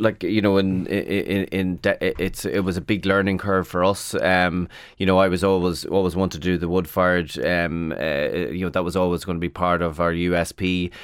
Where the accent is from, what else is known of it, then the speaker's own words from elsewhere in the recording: Carrickmacross, Ulster, Ireland; also born or lived in London; I'm from Carrick Macross in County Monaghan